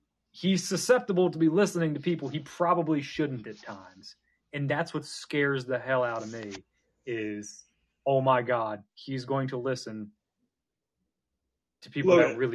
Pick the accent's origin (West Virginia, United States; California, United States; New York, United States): West Virginia, United States; I'm from West Virginia and a Philadelphia sports fan